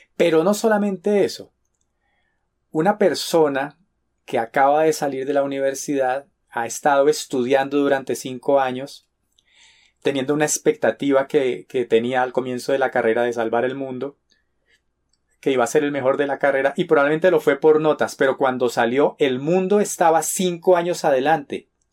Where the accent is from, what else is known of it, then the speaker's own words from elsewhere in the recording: Colombia; en mi país, en Colombia